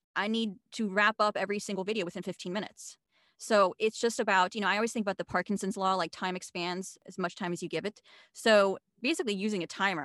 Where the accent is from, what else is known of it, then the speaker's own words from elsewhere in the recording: Switzerland; moved away as an adult; now in United States; I was born and raised in Switzerland. I'm half American.